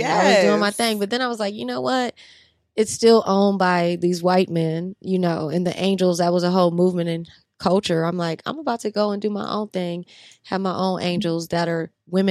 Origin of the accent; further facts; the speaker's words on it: New Orleans, Louisiana, United States; especially when I was growing up in New Orleans, the girls are like 10 with C cups and big old booties.